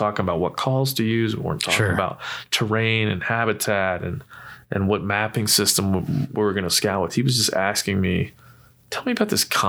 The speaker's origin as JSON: {"language": "English", "region": "East Coast", "country": "United States", "said": "We're both from the East Coast, yeah, dude."}